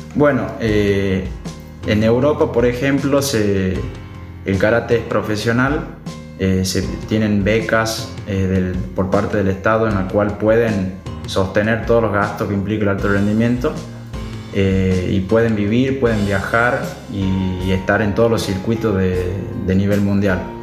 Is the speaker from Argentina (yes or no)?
yes; Tucumán, Argentina; soy el único tucumano